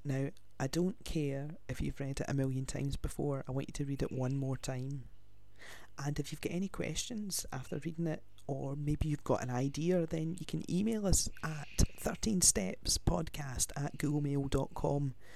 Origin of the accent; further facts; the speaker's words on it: Glasgow, Scotland, United Kingdom; I'm from Glasgow in Scotland.